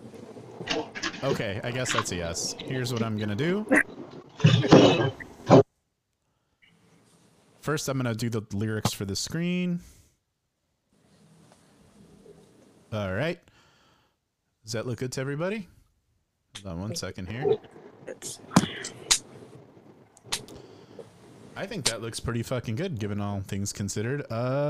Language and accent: English; Addison, Illinois, United States; Addison Trail High School in Addison, Illinois, everybody. My hometown